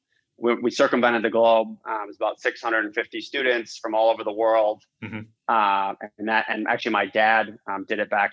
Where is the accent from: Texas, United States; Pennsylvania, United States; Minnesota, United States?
Minnesota, United States; moved away; also born or lived in Iowa; My background, quickly is I grew up in the Midwest. I'm from Minnesota originally.